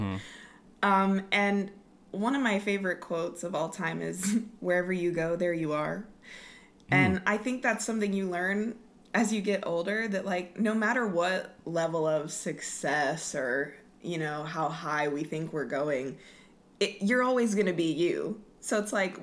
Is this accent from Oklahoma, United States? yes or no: yes; Lawton, Oklahoma, United States; I grew up in Lawton